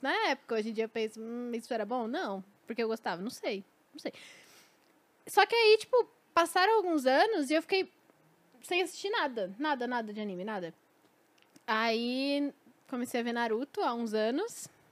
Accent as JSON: {"language": "Portuguese", "region": "São Paulo", "country": "Brazil", "said": "como paulistana"}